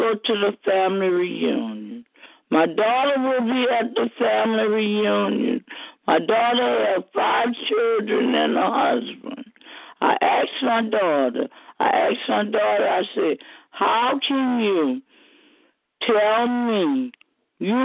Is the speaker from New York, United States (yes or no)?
no; New Orleans, Louisiana, United States; moved away as an adult; now in Kilmichael, United States; I'm from New Orleans. I winded up in Kilmichael after Katrina